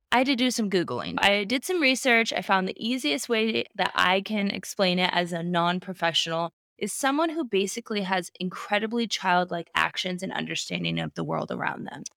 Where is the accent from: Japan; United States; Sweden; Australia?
United States; Alaska; my home state of Alaska